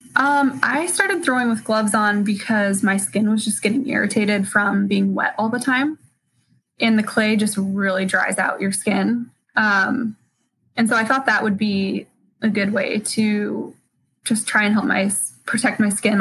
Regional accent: Spokane, Washington, United States; also born or lived in California; I grew up in Spokane, and then as soon as I graduated high school, I moved to California for college

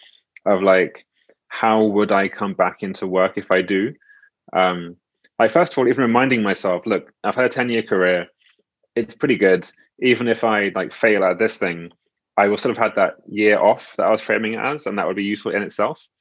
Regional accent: United Kingdom; I'm British

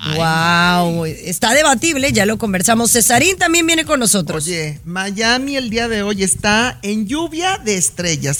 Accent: Mexico; moved away; no me he registrado para votar en el extranjero como mexicana

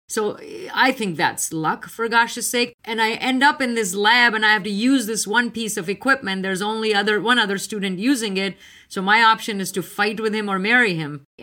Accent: India; now in United States; I was on the East Coast. I came from India. I hadn't heard much about it.

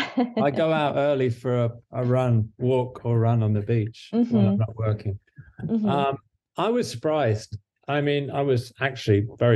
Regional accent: Devon, South West England, United Kingdom; now in Santa Monica, United States; my wife and I still have a place, a flat in England, in Devon.

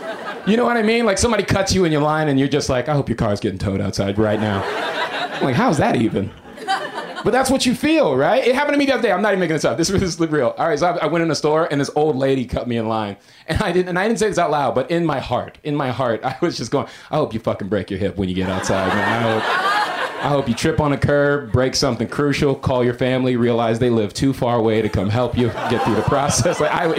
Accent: Florida, United States; now in Los Angeles, United States; But I moved here from Florida, okay? I'm not originally from L.A. I've been here for a year.

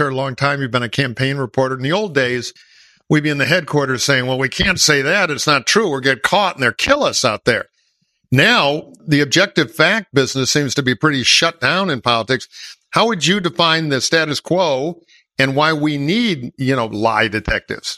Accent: Detroit, Michigan, United States; my hometown of Detroit

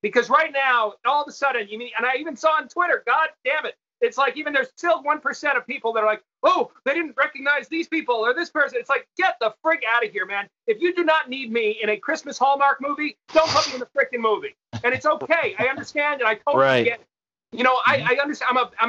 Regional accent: New York, United States; I grew up with the New York Mets. I'm from New York.

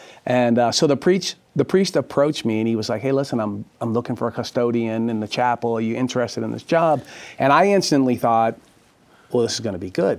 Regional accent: Dorchester, Massachusetts, United States; I'm from Dorchester, Massachusetts, the heart of Boston, really, a working class neighborhood, which is now kind of not so much a working class neighborhood anymore.

